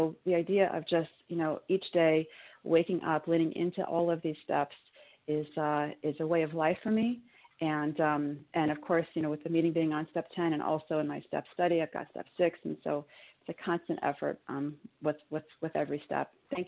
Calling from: New York, United States; I'm calling from New York.

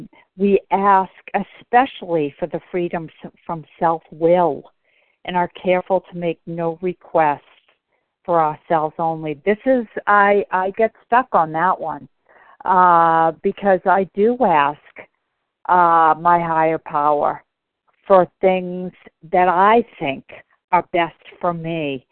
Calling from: Bedford, Massachusetts, United States; I'm calling from Bedford, Mass.

